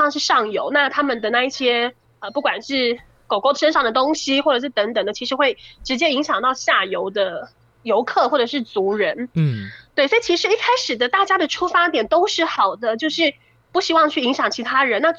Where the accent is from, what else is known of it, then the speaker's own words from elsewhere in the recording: Yanping, Taitung County, Taiwan; Yeah，sorry，我就是延平乡的人。